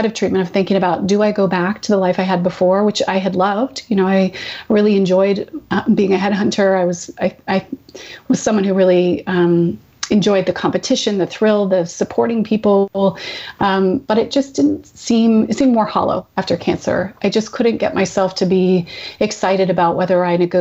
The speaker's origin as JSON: {"language": "English", "town": "Vanderhoof", "region": "British Columbia", "country": "Canada", "tie": "born or raised there", "moved": "yes", "said": "I grew up in a small town. My parents still live there. It's called Vanderhoof, which is about 10 hours drive north of Vancouver."}